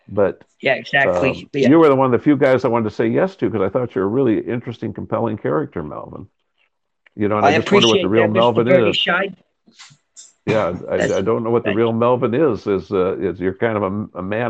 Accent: Spencer, Iowa, United States; moved away; I grew up in Spencer, Iowa.

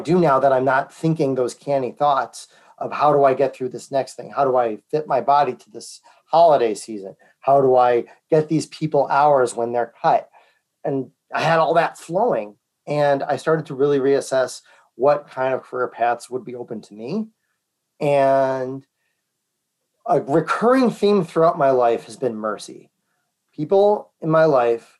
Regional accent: Naperville, Illinois, United States; I'm from Naperville

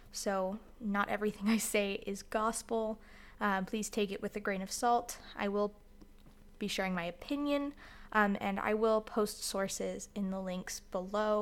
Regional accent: Florida, United States; now in Utah, United States; I live in Utah right now, but I'm from Florida

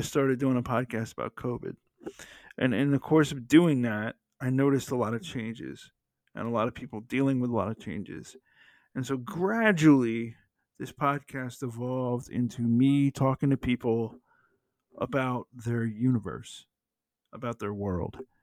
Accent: Atlanta, Georgia, United States; born or raised there

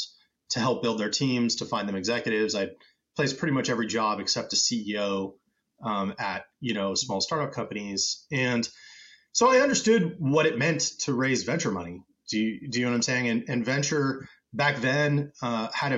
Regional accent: United States; So I'm originally American, but I'm half Brazilian.

